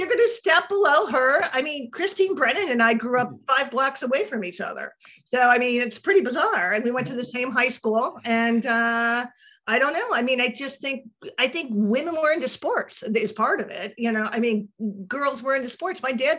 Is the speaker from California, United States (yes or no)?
no; Toledo, Ohio, United States; born or raised there; now in New York, United States